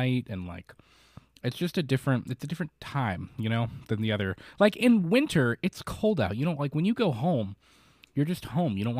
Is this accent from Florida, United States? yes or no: yes; Florida, United States; moved away; I'm from Florida